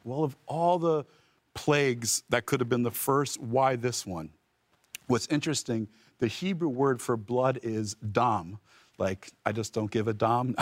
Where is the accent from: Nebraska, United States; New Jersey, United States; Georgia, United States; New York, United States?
New Jersey, United States; I'm actually from the Holy Land, New Jersey